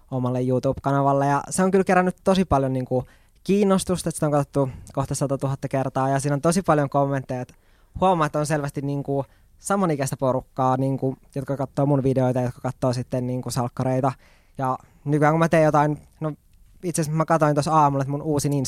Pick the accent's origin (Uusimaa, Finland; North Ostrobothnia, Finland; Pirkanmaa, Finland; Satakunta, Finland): North Ostrobothnia, Finland; Oulu; now in Helsinki, Finland; sitten mä muutin Helsinkiin Oulusta. Hyvä Oulu. Hyvä Oulu